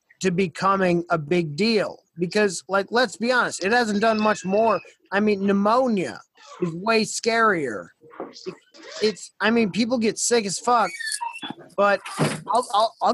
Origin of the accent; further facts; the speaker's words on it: United States; I'm an American